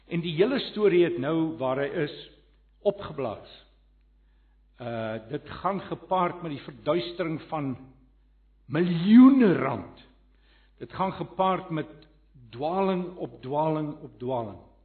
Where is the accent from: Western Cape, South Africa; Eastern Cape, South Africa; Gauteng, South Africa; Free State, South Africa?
Gauteng, South Africa; Johannesburg; ek kom van Johannesburg af.